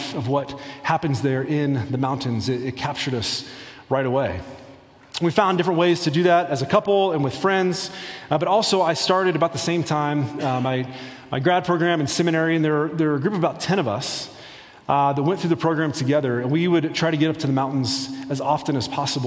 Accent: rural Indiana, United States; moved away as an adult; now in Colorado, United States; I grew up in the Midwest, rural Indiana

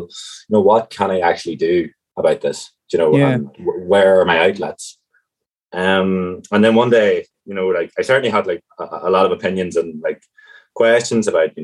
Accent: County Tyrone, Northern Ireland, United Kingdom; moved away as an adult; now in Cork, Ireland; Originally from County Tyrone and kind of a rural county

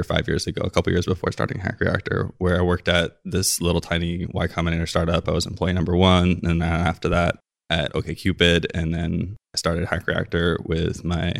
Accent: Hawaii, United States; I grew up in Hawaii

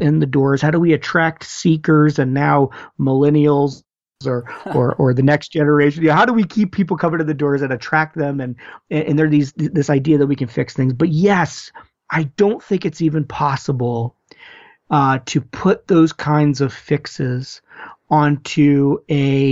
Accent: United States; as Americans, but also as American Christians

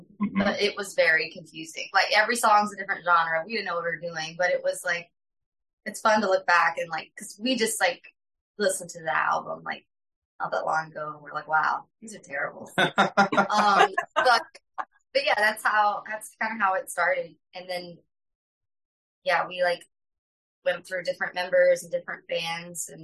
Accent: Myrtle Beach, South Carolina, United States; moved away as an adult; also born or lived in Columbia, South Carolina; now in Austin, United States; We're actually both from Myrtle Beach, but we met at USC

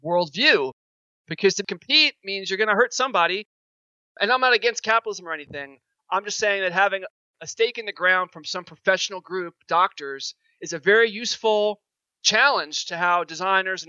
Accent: New York, United States; I'm a New Yorker

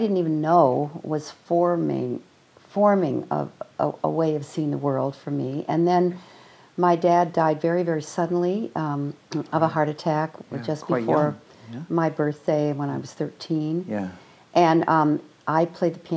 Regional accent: Evanston, Illinois, United States; we grew up in Evanston, Illinois, mm-hmm. outside of Chicago

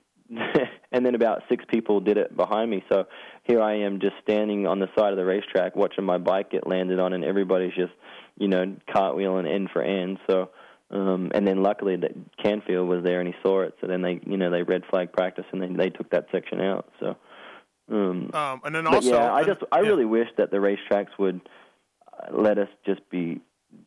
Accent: Australia; moved away; I was from Australia

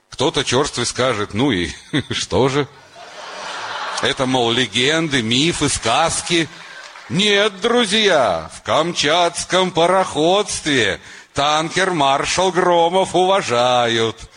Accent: Moscow, Russia; я из Москвы, он из Душанбе.

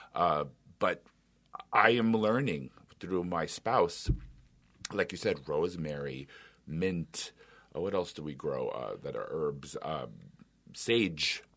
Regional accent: New York City, New York, United States; moved away as an adult; now in Minnesota, United States; As an Italian, I can tell you, I grew up in New York City

